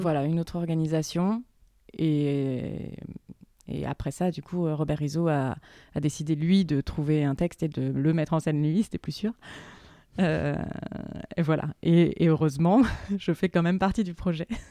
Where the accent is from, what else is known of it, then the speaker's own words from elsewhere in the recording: Berry, Centre-Val de Loire, France; moved away; j'ai grandi dans le Berry